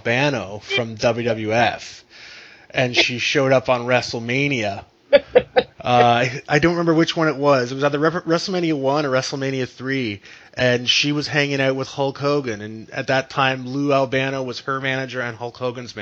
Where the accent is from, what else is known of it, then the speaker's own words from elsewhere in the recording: Canada; I'm from Canada too.